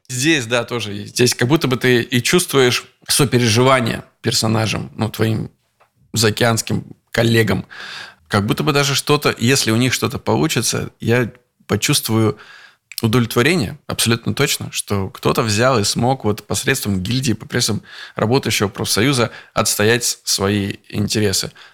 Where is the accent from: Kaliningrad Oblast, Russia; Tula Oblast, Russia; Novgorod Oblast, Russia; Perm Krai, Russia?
Novgorod Oblast, Russia; Veliky Novgorod; из Петербурга мы в мой родной город привезли наш сериал